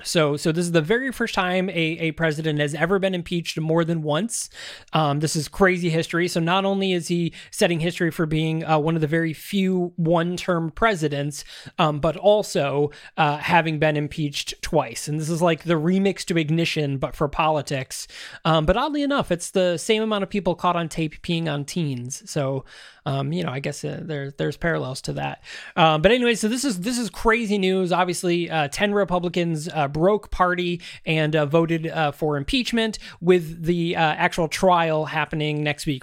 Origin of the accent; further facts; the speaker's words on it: Syracuse, New York, United States; my hometown right here in Syracuse